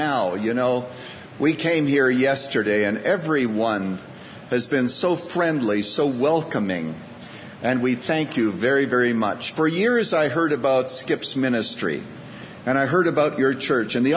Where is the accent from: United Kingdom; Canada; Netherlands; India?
Canada; Saskatchewan; also born or lived in Chicago, United States; now in United States; I was born in the farmlands of Saskatchewan, Canada